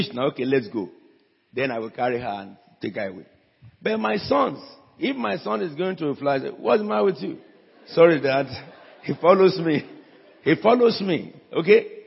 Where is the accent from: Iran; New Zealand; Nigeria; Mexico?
Nigeria; Abeokuta, Ogun State; I'm from Bagura, a village of Abeokuta, the city surrounded by rocks